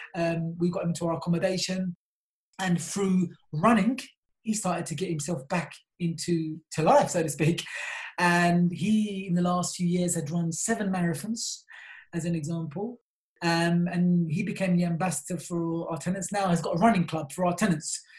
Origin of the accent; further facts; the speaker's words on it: London, United Kingdom; I'm originally from South London